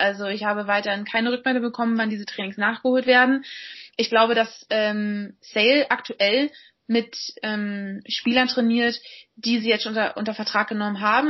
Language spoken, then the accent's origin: German; Berlin, Germany; moved away as an adult; also born or lived in England; bin jetzt mal wieder in meiner Heimatstadt zu Hause äh, in Berlin